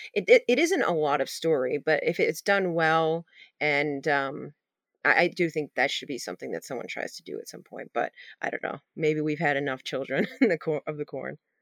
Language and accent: English; Maine, United States; I'm not from Maine or origin-, originally, but, uh, I grew up here